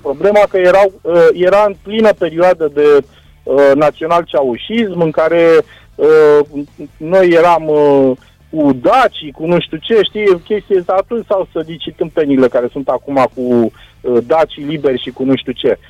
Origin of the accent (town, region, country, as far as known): Romania